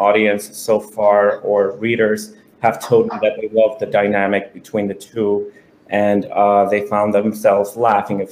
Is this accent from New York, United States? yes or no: yes; New York City, New York, United States; now in South Florida, United States; I was born and raised in Brooklyn, New York